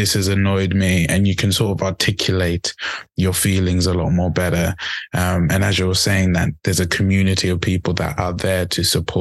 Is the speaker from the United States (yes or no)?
no; Zimbabwe; now in England, United Kingdom; back home, in Africa, and I'm from Zimbabwe.